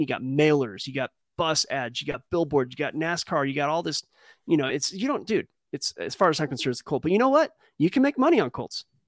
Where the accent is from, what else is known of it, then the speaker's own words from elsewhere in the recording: California, United States; we don't say Cali